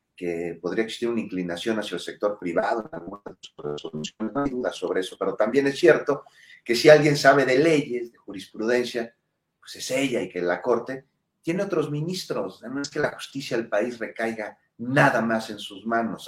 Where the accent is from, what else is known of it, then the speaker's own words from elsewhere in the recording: Mexico; somos mexicanos